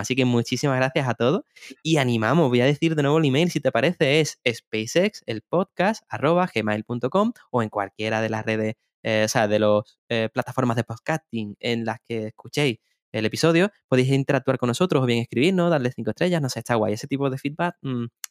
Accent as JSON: {"language": "Spanish", "town": "Seville", "region": "Andalusia", "country": "Spain", "said": "soy de Sevilla"}